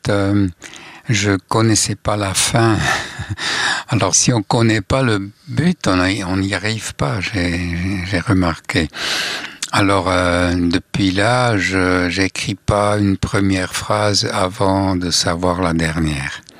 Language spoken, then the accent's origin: French; Switzerland; accent: Swiss German; first language Swiss German; French is a second language; j'écris les, euh, chansons en suisse alémanique. Ça, c'est ma langue maternelle